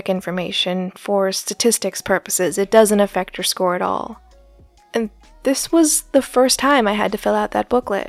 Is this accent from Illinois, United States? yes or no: no; Scottsdale, Arizona, United States; I grew up in Scottsdale, Arizona